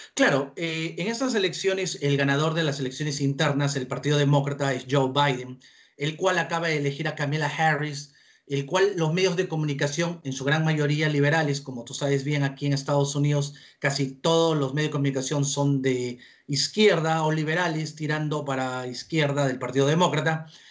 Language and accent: Spanish; Peru; now in United States; soy peruano de nacimiento y amo y quiero mucho al Perú